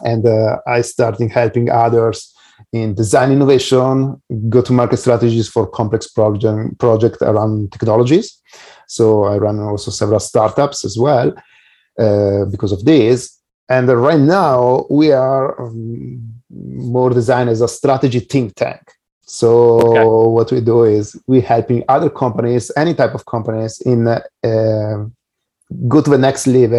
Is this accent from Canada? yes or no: no; Italy; I'm from Italy, but I also have done business in Europe and US as well